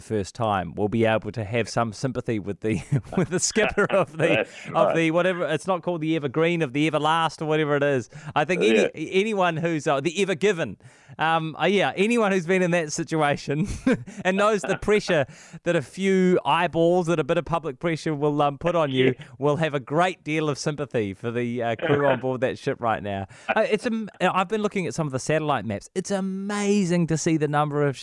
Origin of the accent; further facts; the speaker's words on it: Christchurch, Canterbury, New Zealand; I am from Christchurch